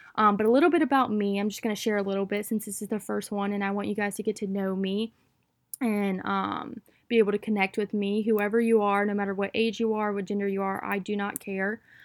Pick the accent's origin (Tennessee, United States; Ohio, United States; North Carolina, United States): North Carolina, United States; Wilmington; I am from Wilmington, North Carolina, out on the East Coast